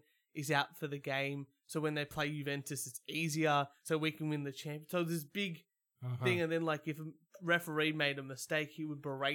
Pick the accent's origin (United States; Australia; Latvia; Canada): Australia; I'm Australian